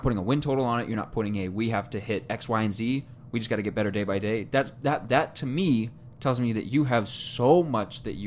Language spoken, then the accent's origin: English; Oklahoma, United States; now in Lincoln, United States; I grew up in Oklahoma